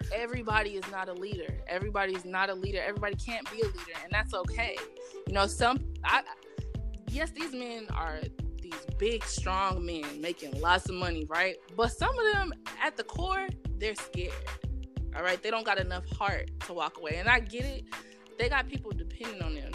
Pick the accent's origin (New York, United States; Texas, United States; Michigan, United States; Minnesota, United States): Texas, United States; Houston; moved away as an adult; also born or lived in Austin, Texas; now in New Jersey, United States; growing up in Texas